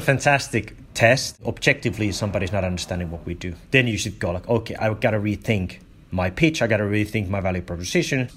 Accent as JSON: {"language": "English", "country": "Finland", "tie": "born or raised there", "said": "I grew up in Finland"}